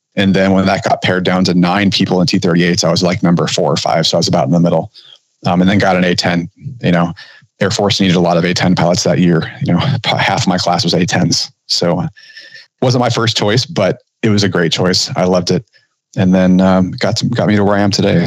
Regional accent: Southern California, United States; I grew up in Southern California

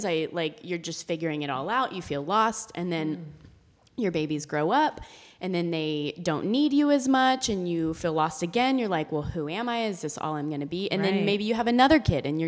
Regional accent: Austin, Texas, United States; we're in Austin right now, and we're from Austin, so we basically have our family in our tribe

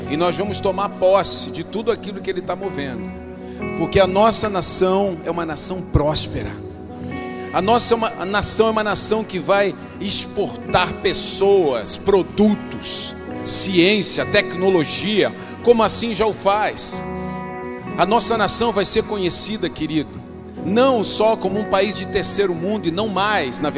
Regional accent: Brazil

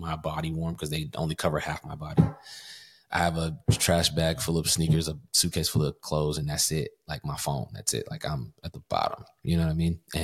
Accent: Kentucky, United States; moved away as an adult; also born or lived in Covington; There's no opportunity for music in Kentucky. Nobody there wants to do music. My hometown is very small

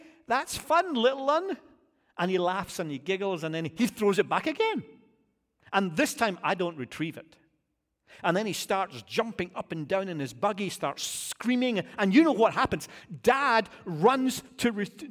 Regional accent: United Kingdom; now in United States; As a Brit

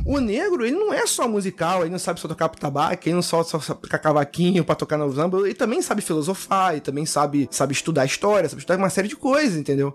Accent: Rio de Janeiro, Brazil; eu sou carioca também, eu falo meio de gíria assim

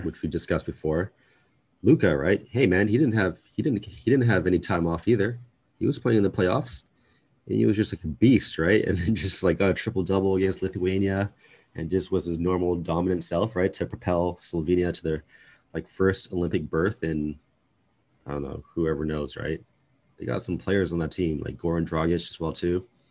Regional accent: Canada; we're both Canadian

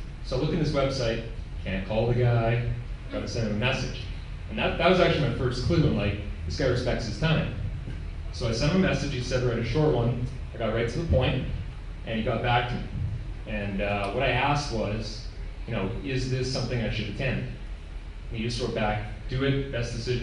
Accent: Victoria, British Columbia, Canada; I'm from Victoria.

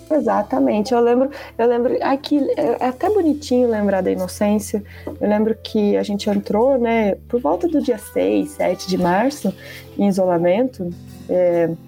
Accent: Brazil; Estamos de castigo por sermos brasileiros, essa é a grande realidade. Somos brasileiros

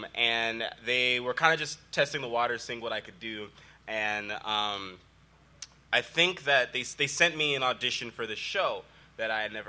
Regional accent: California, United States; Yeah, I'm from out here.

